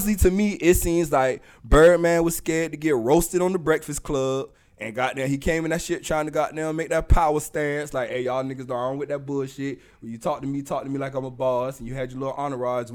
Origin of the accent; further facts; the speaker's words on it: the South, United States; accent: Southern; I'm from the South, too. I got an accent, too